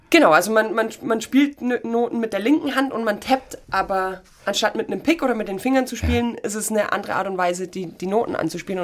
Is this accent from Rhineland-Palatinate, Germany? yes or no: no; Dornstadt, Baden-Württemberg, Germany; Ich bin gebürtig aus Dornstadt. Ja. Das ist eine Viertelstunde von Ulm und da war ich in der Musikschule